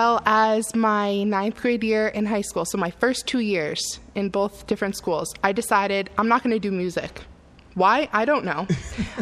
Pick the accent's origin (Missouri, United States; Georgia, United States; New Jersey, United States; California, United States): New Jersey, United States; Wayne; Wayne, New Jersey